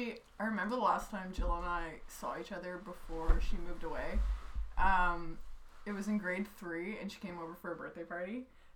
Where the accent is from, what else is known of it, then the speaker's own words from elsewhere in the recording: Wellington, Nova Scotia, Canada; So she's from Fall River, and then I'm from Wellington